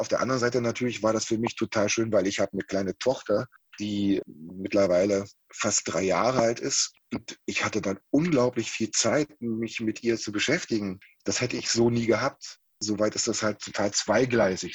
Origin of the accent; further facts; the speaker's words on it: Halle, Saxony-Anhalt, Germany; moved away as an adult; now in Paderborn, Germany; in der Stadt wo ich groß geworden bin, in Halle an der Saale